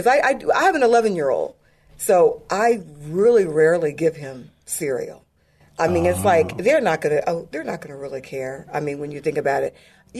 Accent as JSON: {"language": "English", "town": "Glen Burnie", "region": "Maryland", "country": "United States", "tie": "born or raised there", "also_born_or_lived": "England / Crete / Turkey", "said": "My dad was retired Air Force, and then we went back to Maryland. I grew up, my dad was stationed in Fort Meade, Maryland, so we lived in Glen Burnie area"}